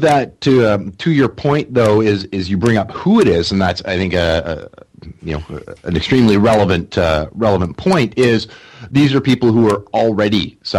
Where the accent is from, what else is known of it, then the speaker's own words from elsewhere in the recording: Canada; as a Canadian